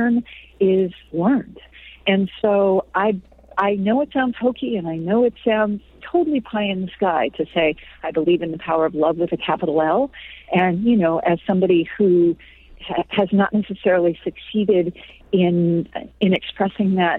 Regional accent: California, United States; moved away as an adult; also born or lived in New Mexico; I grew up in California

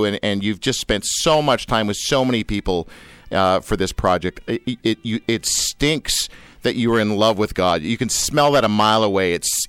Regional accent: Canada; also born or lived in Australia; living in Australia, being Canadian.

